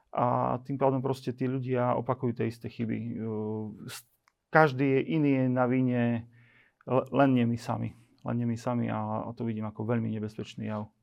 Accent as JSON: {"language": "Slovak", "region": "eastern Slovakia", "country": "Slovakia", "also_born_or_lived": "Bratislava"}